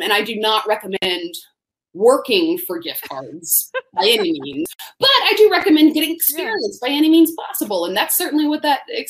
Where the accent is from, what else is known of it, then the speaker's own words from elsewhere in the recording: Tallahassee, Florida, United States; I grew up in Tallahassee, Florida, during a stretch of years where, I mean, and there were a lot of years that Florida State football was the pinnacle of college football.